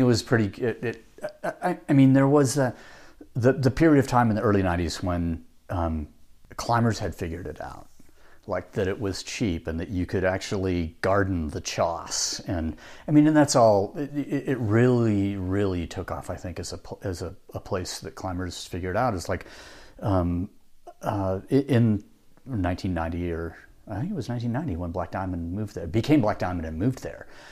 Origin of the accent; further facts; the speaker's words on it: Pacific Northwest, United States; moved away; also born or lived in Utah; I grew up in the Pacific Northwest